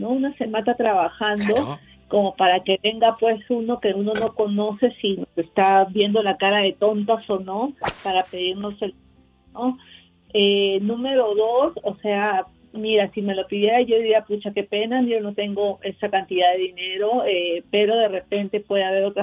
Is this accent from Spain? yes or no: no; Peru; now in United States; Yo soy peruana, pero vivo en los Estados